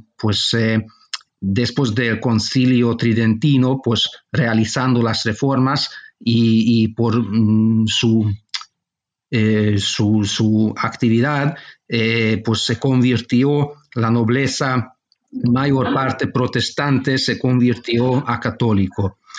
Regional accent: Budapest, Hungary; also born or lived in Barcelona, Spain; cuando era niño mis padres marcharon a vivir a Hungría y toda mi formación tuvo lugar en, en Hungría, en Budapest.

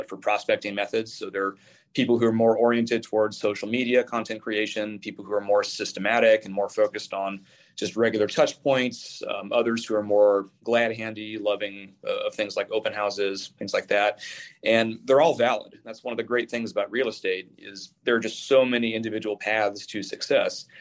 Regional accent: Tacoma, Washington, United States; my hometown of Tacoma, but a very specific series of neighborhoods in what's called the North End, which is where I'm from.

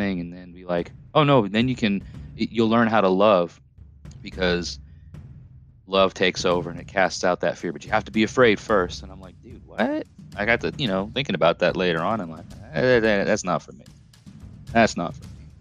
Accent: Long Island, New York, United States; moved away as an adult; also born or lived in Orange County, New York; now in Tennessee, United States; I'm from Long Island originally, if you can't tell by my accent. Moved to the lower foothills of the Catskill Mountain Range with my parents in 97. You know, but lived on Long Island for the first 13 years of my life

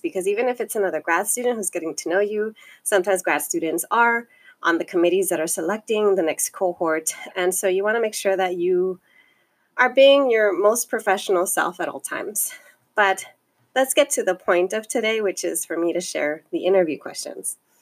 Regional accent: Los Angeles, California, United States; I come from the Northeast San Fernando Valley, and I am um, a daughter of immigrants, and I self identify as Chicana

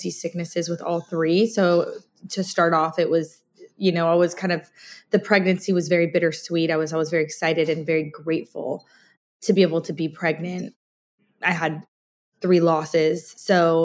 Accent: Scotland, United Kingdom; now in United States; I was born in Scotland

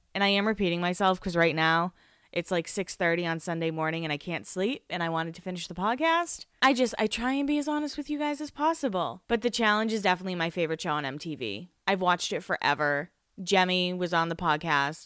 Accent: Massachusetts, United States; moved away; I lived in Massachusetts. I'm from Massachusetts

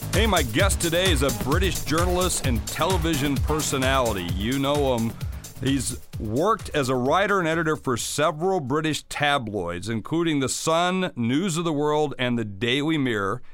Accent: South Dakota, United States; I come from South Dakota, so yep. I'm in the middle of, of hunting country.

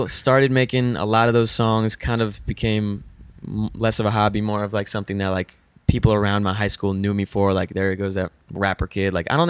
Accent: Weston, Florida, United States; now in Los Angeles, United States; Yeah, Weston, Florida. Shout out Weston.

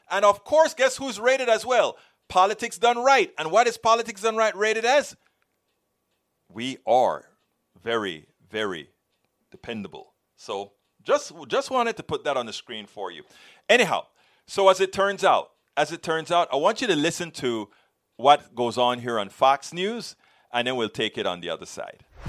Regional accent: Panama; now in United States; I came from Panama, a Latin American country

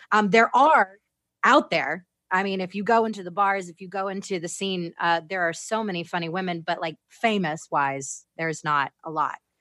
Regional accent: Florida, United States; moved away as an adult; also born or lived in Orlando, Florida; now in Las Vegas, United States; I'm, I'm originally from Florida.

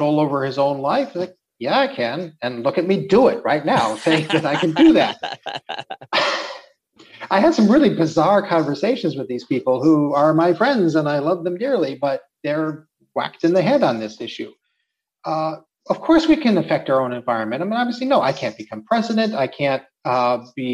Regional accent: Minnesota, United States; now in Czech Republic; I grew up in Minnesota

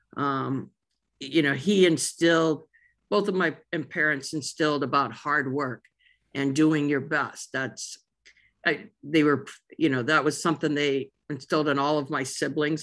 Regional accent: outside of Saint Louis, Missouri, United States; moved away as an adult; also born or lived in Jonesboro, Arkansas / Texas / Florida / New Mexico; now in Oregon, United States; I was raised, uh, in a small community right outside of Saint Louis

